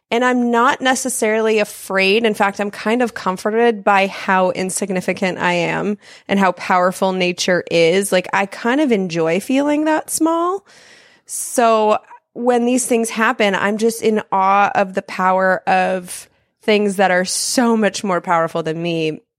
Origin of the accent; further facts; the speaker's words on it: Denver, Colorado, United States; born there; I was born in Denver, Colorado, and the tornado it didn't hit our neighborhood but it hit close enough it was only a couple streets down